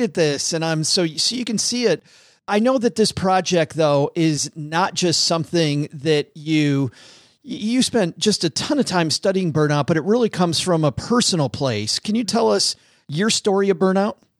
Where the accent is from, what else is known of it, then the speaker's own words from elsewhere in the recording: Detroit, Michigan, United States; I'm from Detroit